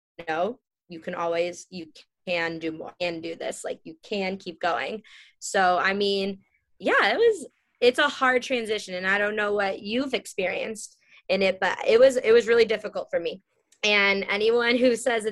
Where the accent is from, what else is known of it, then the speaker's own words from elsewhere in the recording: Chicago, Illinois, United States; moved away; also born or lived in California; I grew up in Chicago. So then I moved to California